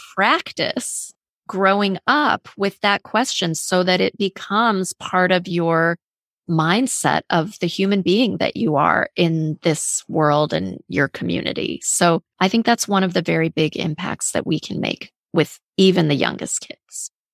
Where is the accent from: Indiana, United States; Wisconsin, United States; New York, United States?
Indiana, United States; Fort Wayne; also born or lived in Iran; so I was born in Iran and I went to elementary school in Fort Wayne, Indiana